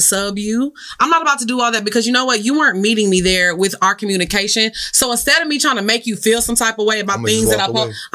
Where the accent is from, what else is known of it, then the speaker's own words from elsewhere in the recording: Orange, Texas, United States; I am from Orange, Texas